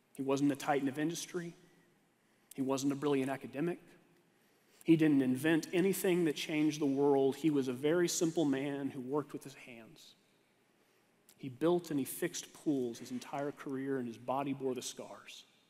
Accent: Texas, United States; moved away; I had to go back to Texas, my home state

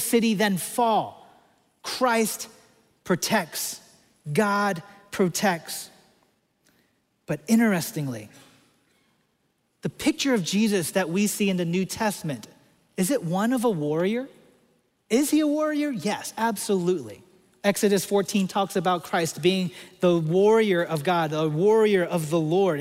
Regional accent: Washington, District of Columbia, United States; I grew up in Washington, D.C.

